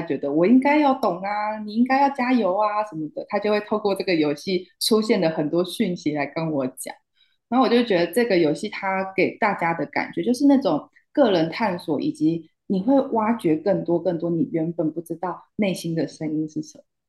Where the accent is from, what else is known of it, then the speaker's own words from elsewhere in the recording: Taiwan; also born or lived in Hangzhou, China; 我是台湾人